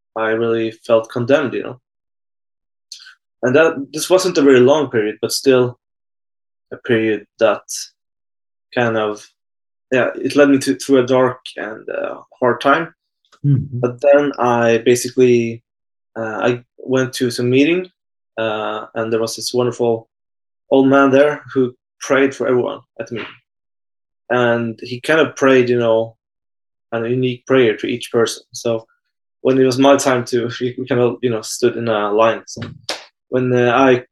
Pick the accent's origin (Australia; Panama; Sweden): Sweden; I'm from Sweden